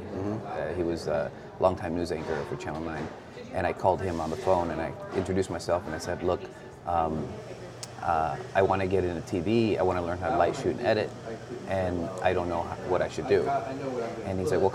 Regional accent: Douglas, Arizona, United States; also born or lived in Agua Prieta, Sonora, Mexico; I was born in Agua Prieta, Sonora. I was raised in Douglas, Arizona, raised on both sides

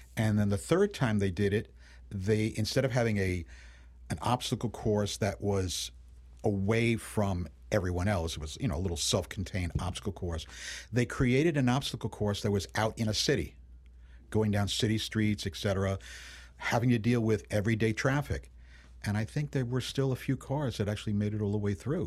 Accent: New York City, New York, United States; when I was a kid growing up in Brooklyn and Queens in New York City

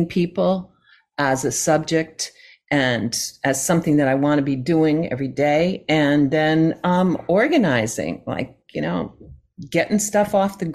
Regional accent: California, United States; I am from the West. I'm from California

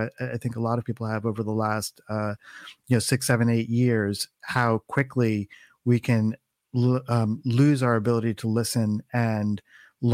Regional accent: East Coast, United States; moved away as an adult; now in California, United States; I was I was born and raised um, on the East Coast

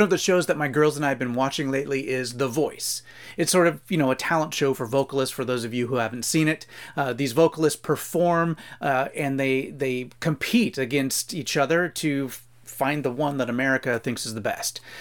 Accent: United States; American Christian readers

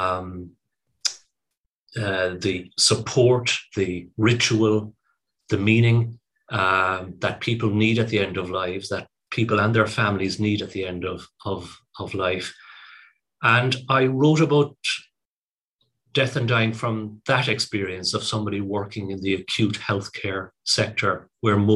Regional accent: Cork, Munster, Ireland; moved away as an adult; also born or lived in United Kingdom; I'm from Cork. I went to medical school in Cork

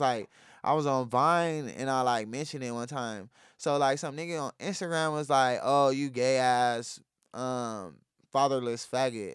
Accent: San Diego, California, United States; also born or lived in Chula Vista; I grew up out here

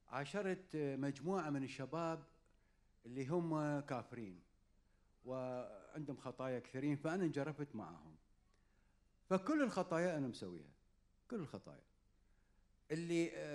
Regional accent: Iraq; accent: Iraqi; وصرت عصبي وقمت احكي انا باللهجه العراقيه

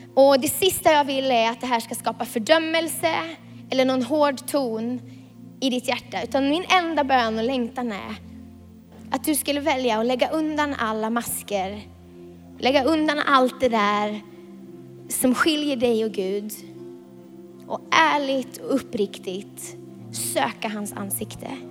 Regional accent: Vilhelmina, Västerbotten County, Sweden; moved away; jag kommer från Vilhelmina

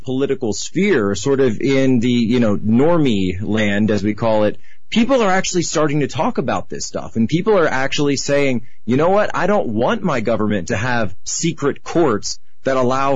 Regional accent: Philadelphia, Pennsylvania, United States; moved away; I'm from Philadelphia, and so I was back home

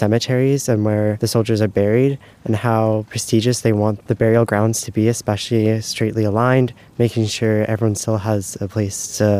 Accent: Saskatoon, Saskatchewan, Canada; I'm from Saskatoon, Saskatchewan, in Canada.

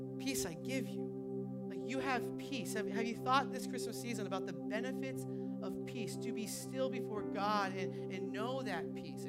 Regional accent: New Hampshire, United States; moved away; I'm from New Hampshire

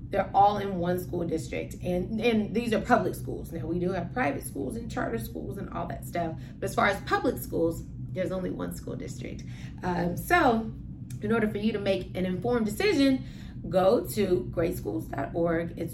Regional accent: Midwest, United States; I mean, we come from the Midwest, so we're used to kind of like more greenish, you know

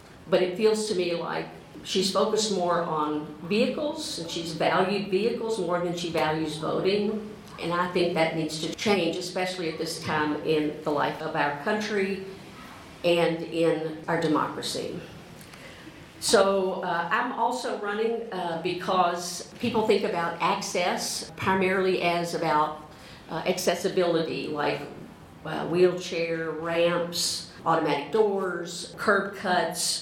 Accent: Mississippi, United States; moved away as an adult; now in Louisville, United States; I'm from Mississippi. I moved here in 1987 to attend Southern Seminary

